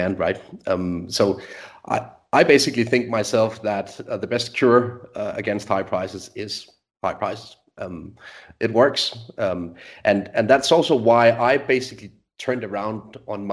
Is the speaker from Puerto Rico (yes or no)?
no; Denmark; So I'm born and raised in Denmark, still live in Scandinavia